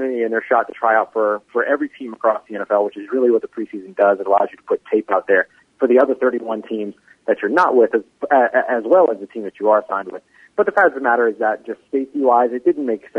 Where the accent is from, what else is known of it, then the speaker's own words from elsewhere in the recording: New Orleans, Louisiana, United States; me growing up in New Orleans